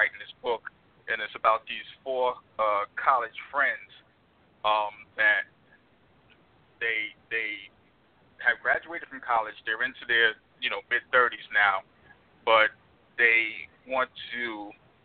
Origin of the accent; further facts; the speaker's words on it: New York, United States; moved away; I'm originally from New York